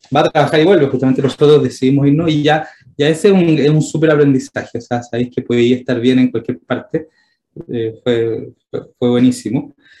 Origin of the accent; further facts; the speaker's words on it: Santiago, Santiago Metropolitan Region, Chile; siendo santiaguino